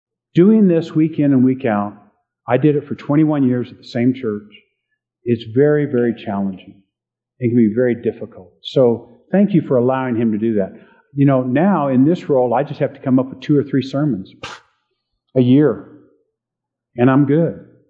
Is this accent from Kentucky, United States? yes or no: no; Hampton, Virginia, United States; born there; also born or lived in Okinawa, Japan; I grew up in the Air Force. I was born on an Air Force base, Langley Air Force Base in Hampton, Virginia. We were at Kadena and Okinawa for a while.